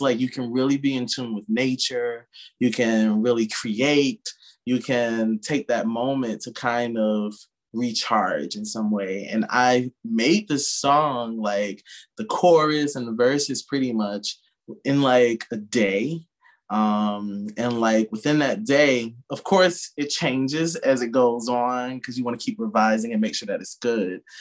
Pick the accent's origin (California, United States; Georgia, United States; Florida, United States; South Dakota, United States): Georgia, United States; Sparta; moved away as an adult; now in New York, United States; I'm from Sparta, Georgia, originally